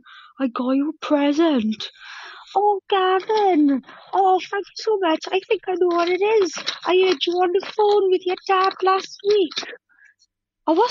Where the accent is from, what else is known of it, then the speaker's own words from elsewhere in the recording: Wales, United Kingdom; also born or lived in Malta; I'm also Maltese as well as being Welsh